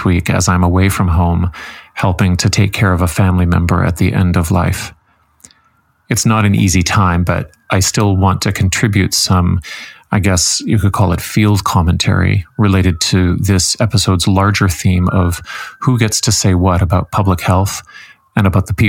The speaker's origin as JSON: {"language": "English", "country": "Canada", "said": "as a Canadian"}